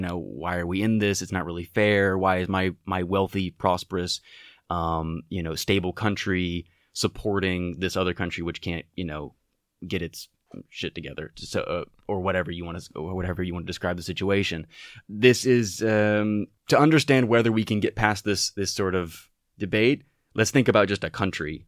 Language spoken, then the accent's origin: English; Texas, United States; moved away as an adult; now in Europe; a Texan, an American, and a wor-, a citizen of the world